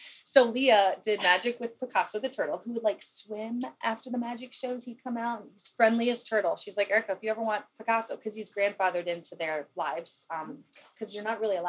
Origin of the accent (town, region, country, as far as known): Dayton, Ohio, United States